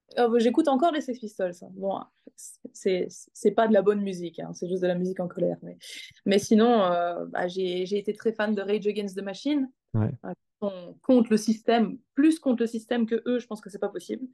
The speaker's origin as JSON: {"language": "French", "town": "Arlon", "region": "Wallonia", "country": "Belgium", "tie": "born or raised there", "said": "J'ai grandi en Belgique, dans le sud de la Belgique, pas très loin de là où je vis maintenant"}